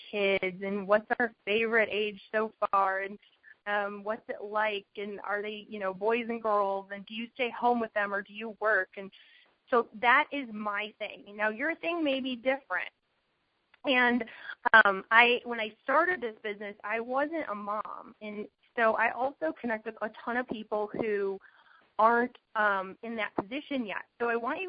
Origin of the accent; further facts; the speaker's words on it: Chicago, Illinois, United States; now in Arizona, United States; I'm from Chicago. We moved to Arizona